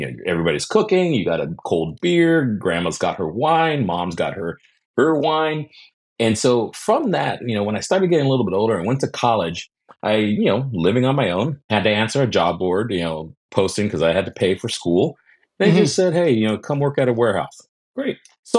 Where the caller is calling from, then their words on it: Los Angeles, California, United States; I am in sunny Southern California, right in Los Angeles here